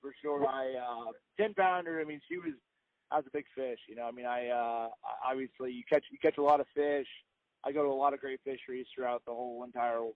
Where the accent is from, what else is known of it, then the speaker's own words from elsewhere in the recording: Indianapolis, Indiana, United States; moved away as an adult; now in Tennessee, United States; I grew up in Indianapolis, Indiana, and then I moved down to Tennessee, my wife